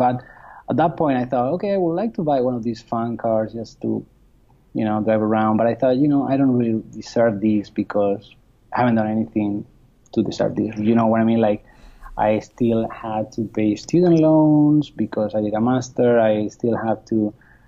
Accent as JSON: {"language": "English", "country": "Spain", "moved": "as an adult", "lives_now": "United States", "said": "I'm from Spain originally, but I got to the US through work"}